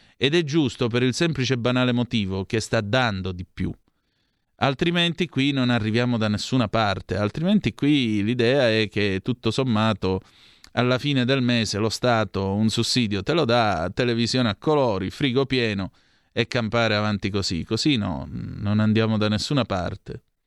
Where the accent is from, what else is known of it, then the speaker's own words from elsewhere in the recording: Vibo Valentia, Calabria, Italy; io sono di Vibbo Valencia, precisamente